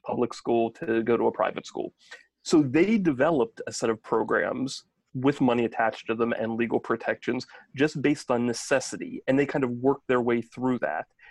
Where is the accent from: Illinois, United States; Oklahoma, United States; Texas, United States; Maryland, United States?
Maryland, United States; also born or lived in New Jersey; I grew up in Maryland and then we ended up moving back here